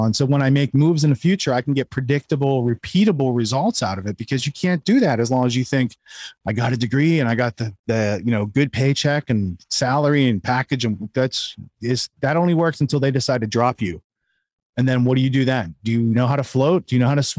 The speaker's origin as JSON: {"language": "English", "region": "Western Pennsylvania", "country": "United States", "tie": "born or raised there", "moved": "yes", "lives_now": "Connecticut, United States", "said": "I grew up in Western Pennsylvania in the woods."}